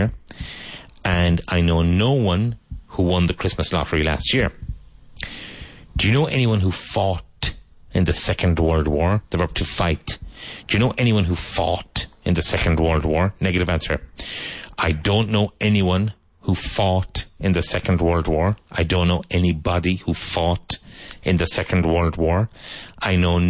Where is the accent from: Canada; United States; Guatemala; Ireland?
Ireland; now in Spain; But growing up in Ireland